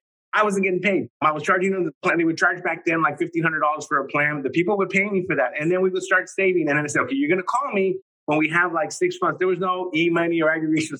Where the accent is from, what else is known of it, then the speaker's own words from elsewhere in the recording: Los Angeles, California, United States; born with Mexican immigrant parents, born and raised in East Los Angeles